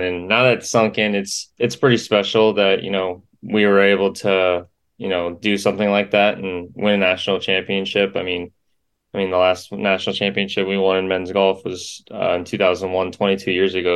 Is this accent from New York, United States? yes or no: no; Yorba Linda, California, United States; now in Gainesville, United States; I grew up in Yorba Linda, California. So I was a Southern California kid